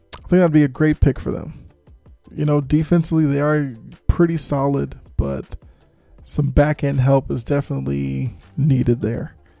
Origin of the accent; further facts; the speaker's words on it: Boston, Massachusetts, United States; Born and raised in Boston